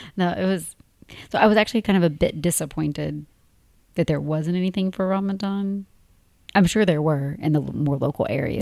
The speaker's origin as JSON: {"language": "English", "region": "Tennessee", "country": "United States", "moved": "as an adult", "said": "a married couple from Tennessee."}